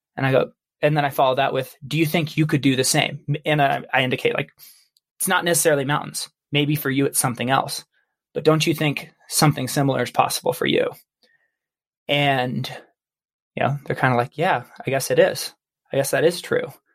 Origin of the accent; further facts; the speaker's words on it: Baker City, Oregon, United States; I grew up in Baker City, Oregon